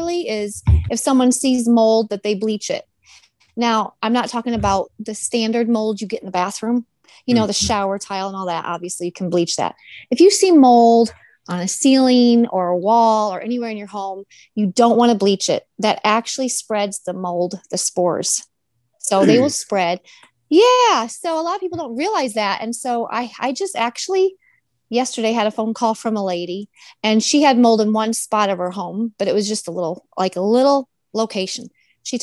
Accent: Michigan, United States; moved away; I'm originally from Michigan

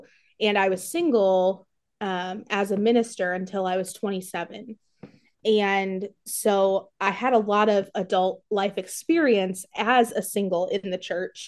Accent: Warsaw, Indiana, United States; also born or lived in California; I am from Warsaw, Indiana

